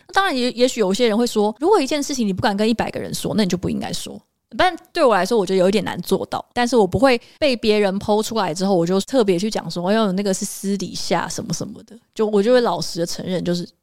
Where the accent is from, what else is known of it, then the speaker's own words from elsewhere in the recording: Taiwan; accent: Taiwanese accent; 我们的台湾腔在全世界都很弱